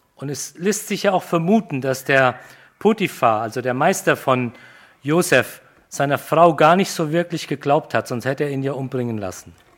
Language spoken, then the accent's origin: German; Germany; wir als Deutsche